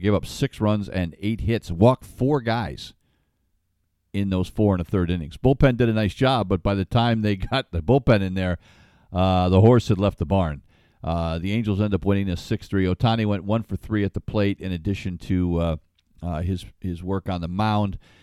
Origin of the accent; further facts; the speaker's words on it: Ledyard, Connecticut, United States; It's a little cow town. That's where I grew up.